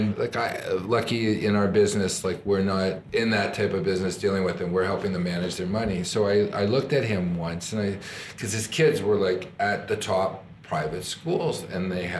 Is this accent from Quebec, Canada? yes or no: no; Toronto, Ontario, Canada; I'm from Toronto.